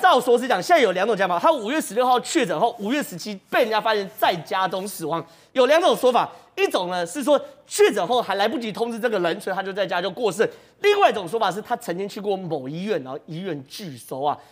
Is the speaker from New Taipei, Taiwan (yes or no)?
yes; Zhonghe and Yonghe, New Taipei, Taiwan; 我从小在那边长大